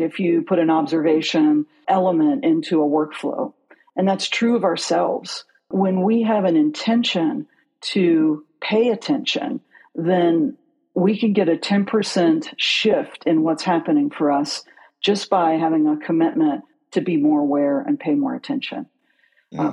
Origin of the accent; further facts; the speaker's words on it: outside of Pittsburgh, Pennsylvania, United States; moved away; also born or lived in Newton, West Virginia; I grew up outside of Pittsburgh, but I'm from West Virginia